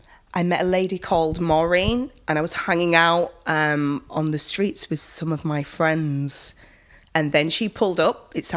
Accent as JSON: {"language": "English", "town": "Bradford", "region": "Yorkshire and the Humber", "country": "United Kingdom", "tie": "born or raised there", "said": "It was good. It was interesting. Nothing much really went on in Bradford."}